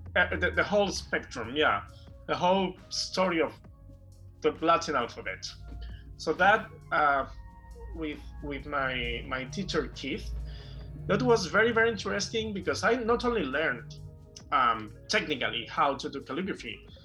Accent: Barcelona, Catalonia, Spain; also born or lived in Sant Boi de Llobregat; I was born and raised in Barcelona, and I actually live in Barcelona. Not not exactly in Barcelona. I live in a in a town near Barcelona

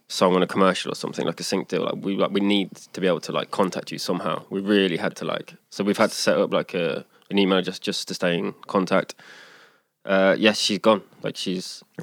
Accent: England, United Kingdom; Like coming from my background being English, and I was in bands my whole life.

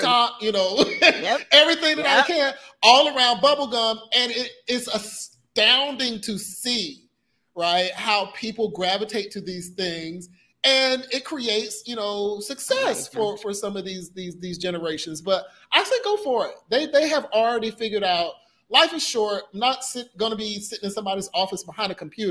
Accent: the South, United States; now in Puerto Rico; I'm from the South

